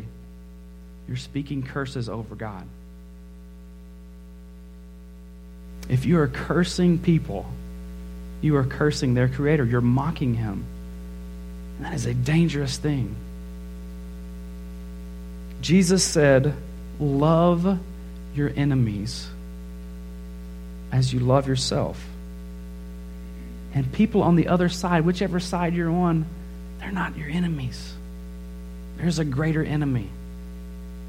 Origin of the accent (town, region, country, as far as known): United States